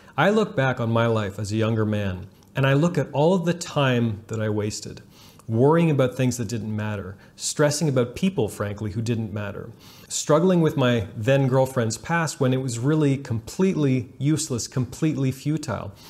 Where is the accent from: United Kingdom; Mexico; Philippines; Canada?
Canada; I'm Canadian